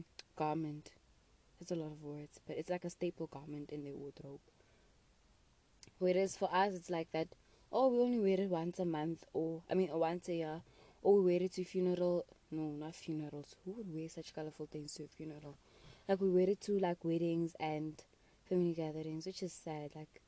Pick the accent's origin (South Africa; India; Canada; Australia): South Africa; As a South African